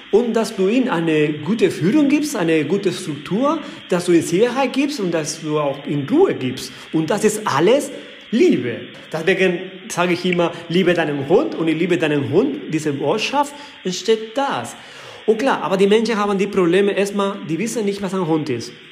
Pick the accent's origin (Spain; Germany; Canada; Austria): Spain; Balearic Islands; Ich komme aus Mallorca.